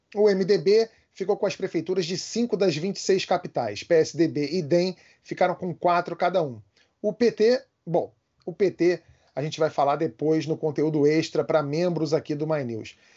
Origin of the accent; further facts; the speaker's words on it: Rio de Janeiro, Brazil; Eu sou carioca